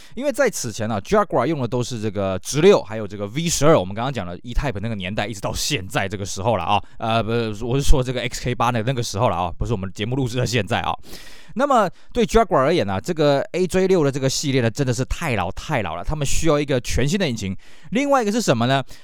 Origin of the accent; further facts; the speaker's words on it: Taiwan; 我们台湾这边